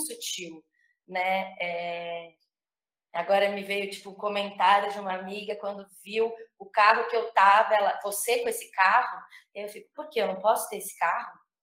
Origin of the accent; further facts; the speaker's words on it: São Paulo, Brazil; nasci em São Paulo